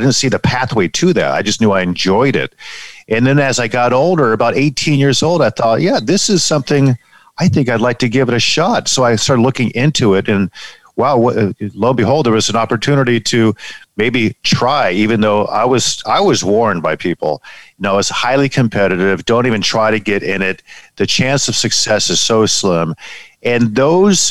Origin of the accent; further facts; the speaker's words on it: San Diego, California, United States; moved away as an adult; also born or lived in Palm Springs / Detroit, Michigan; San Diego, California, my hometown, born and raised, and grew up reading newspapers